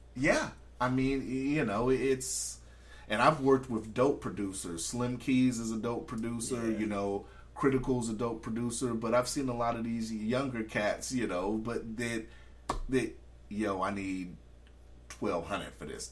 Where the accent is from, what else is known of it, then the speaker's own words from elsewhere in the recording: California, United States; also born or lived in Anchorage; we're from California